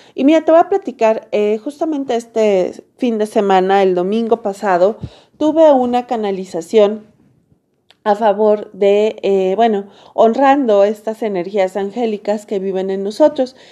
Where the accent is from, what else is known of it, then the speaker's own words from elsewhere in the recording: Mexico; yo soy mexicana